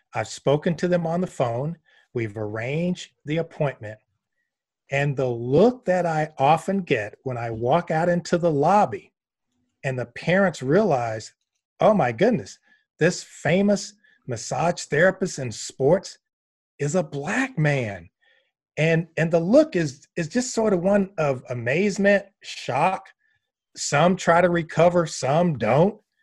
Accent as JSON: {"language": "English", "town": "Columbus", "region": "Georgia", "country": "United States", "tie": "born or raised there", "also_born_or_lived": "Gainesville, Florida", "moved": "yes", "said": "growing up in Columbus, Georgia, that was in my D N"}